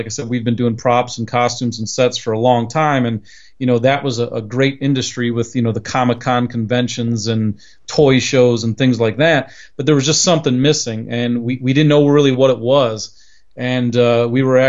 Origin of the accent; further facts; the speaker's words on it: near Cleveland, Ohio, United States; in my hometown, we're near Cleveland, Ohio